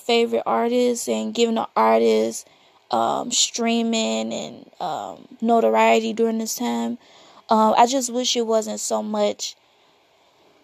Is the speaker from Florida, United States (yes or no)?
no; Chicago, Illinois, United States; I'm from Chicago.